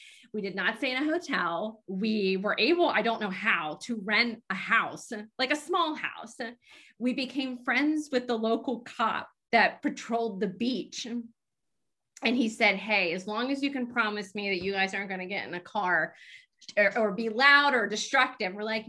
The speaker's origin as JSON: {"language": "English", "town": "Lancaster", "region": "Pennsylvania", "country": "United States", "said": "I'm from Lancaster."}